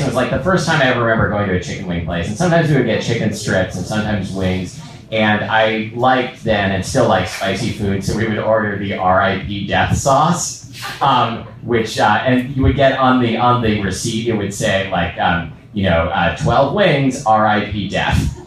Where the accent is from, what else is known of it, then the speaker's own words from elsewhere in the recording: Portland, Oregon, United States; now in Seattle, United States; I grew up in Portland. We studied volcanoes in geology, in like you know eighth grade science